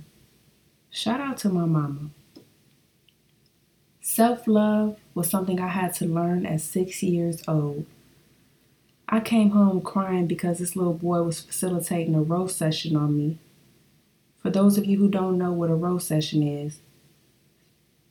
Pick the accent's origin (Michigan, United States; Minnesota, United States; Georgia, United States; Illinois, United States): Michigan, United States; Flint